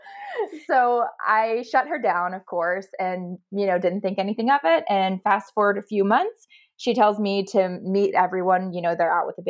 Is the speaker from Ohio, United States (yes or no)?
yes; Ohio, United States; moved away as an adult; now in Dallas, United States; I am actually from Ohio. My parents are still there, but my sister is 2 years older. She moved out to Dallas and I followed quickly behind when I graduated